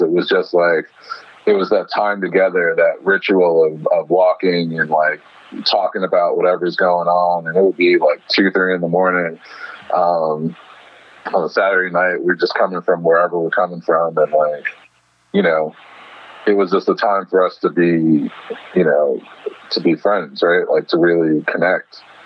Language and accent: English; New York City, New York, United States; I grew up in Bed Stuy, and so Bed Stuy is always like you know I think about I think about home in my sort of formative years